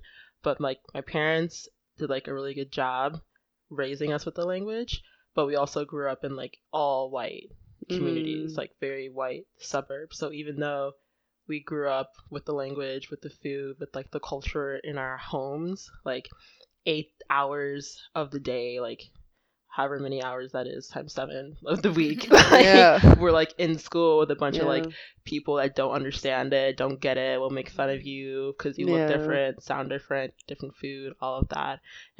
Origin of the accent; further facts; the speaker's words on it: Nigeria; And I'm like, fighting people who look like me. It's like, actually, yes. I am Nigerian.